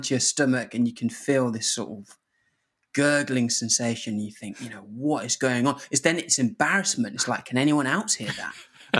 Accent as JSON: {"language": "English", "country": "Zimbabwe", "moved": "yes", "lives_now": "England", "said": "But, you know, I come from Zimbabwe where most days it was kind of like pure malaria coming out. So to come to England and to be able to just drink from the tap"}